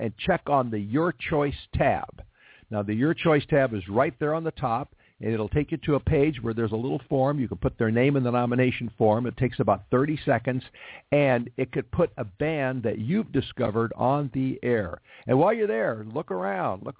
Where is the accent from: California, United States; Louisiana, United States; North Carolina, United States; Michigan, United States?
California, United States; Los Angeles; my hometown of Los Angeles